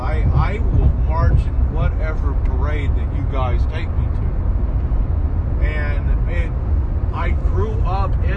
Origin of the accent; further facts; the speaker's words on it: Southeast, United States; I grew up in the Southeast